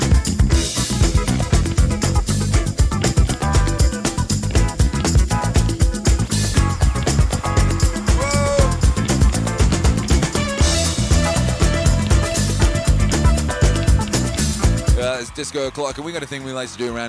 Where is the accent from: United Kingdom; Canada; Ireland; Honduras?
United Kingdom; West Bromwich, West Midlands; moved away; also born or lived in Birmingham; I used to live in Birmingham. I was born in West Bromwich